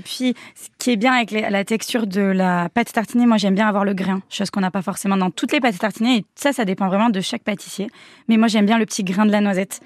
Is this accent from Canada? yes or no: no; Léon, Nouvelle-Aquitaine, France; on est de Léon